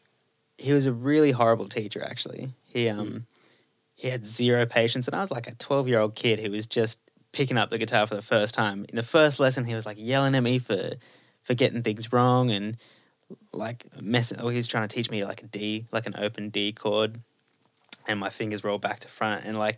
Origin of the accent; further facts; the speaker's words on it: Cherrybrook, New South Wales, Australia; also born or lived in North Rocks / Baulkham Hills / Castle Hill; And I grew up in Baulkham Hills, and then moved to Cherrybrook when I was, so I was born in North Rocks, moved to Cherrybrook, grew up there, then moved to Castle Hill when I was a teenager, then moved back to Cherrybrook